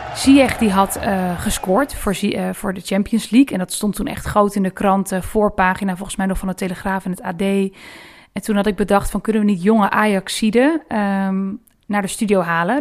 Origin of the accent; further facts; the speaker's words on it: Rotterdam, South Holland, Netherlands; moved away; toen ik nog in Rotterdam woonde